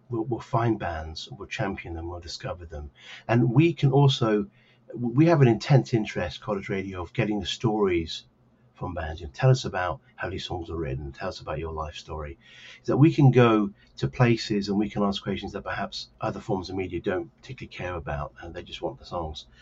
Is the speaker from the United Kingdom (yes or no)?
no; Lviv, Lviv Oblast, Ukraine; I'm from Lviv